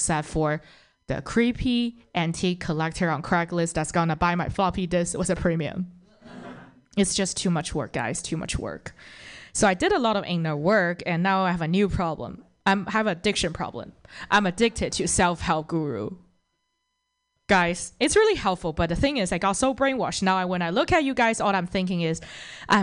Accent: Toronto, Ontario, Canada; I'm actually from Toronto

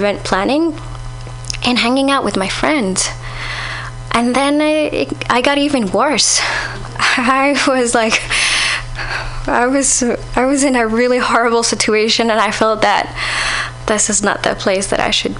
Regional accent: Saudi Arabia; moved away

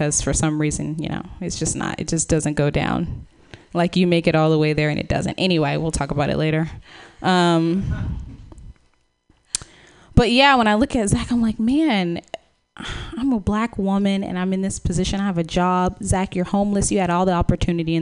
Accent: Dallas, Texas, United States; now in San Francisco, United States; I'm from Texas

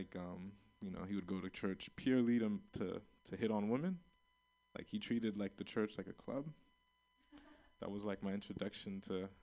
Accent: Florida, United States; now in San Francisco, United States; I'm from Florida

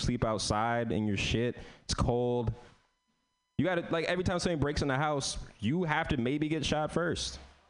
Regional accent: San Francisco, California, United States; So I'm from San Francisco, but I'm literally feeding and making the techies stronger.

